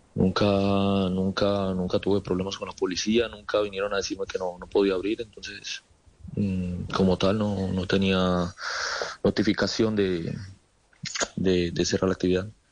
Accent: Colombia; now in Murcia, Spain; todos somos latinos, colombianos

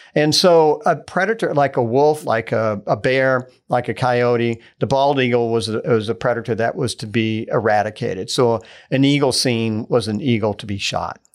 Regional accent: Tampa Bay area, Florida, United States; I grew up in Florida, in the Tampa Bay area

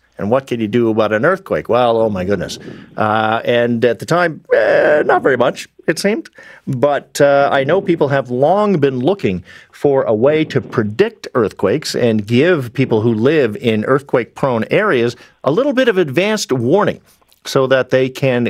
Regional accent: British Columbia, Canada; I grew up in British Columbia. The prevalent concern at the time was nuclear war, because I was of the generation born in the mid-60s

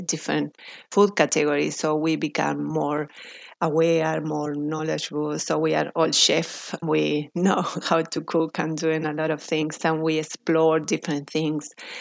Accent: Argentina; moved away as an adult; also born or lived in Buenos Aires; now in Australia; Well, I am from Argentina. I studied food science in Argentina

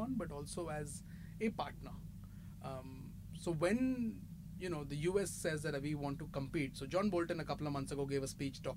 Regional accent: India; As an Indian

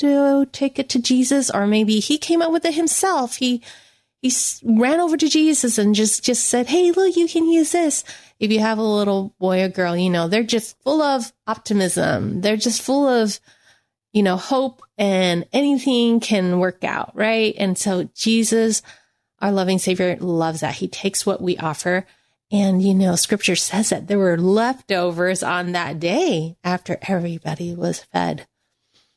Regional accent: United States; I am Chinese American

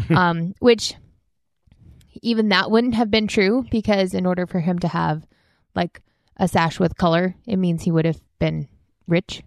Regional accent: United States; growing up in the United States

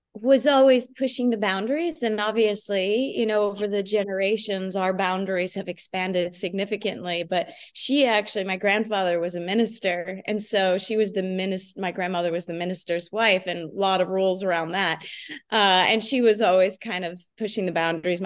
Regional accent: New Jersey, United States; We grew up in New Jersey, in a suburb of New Jersey

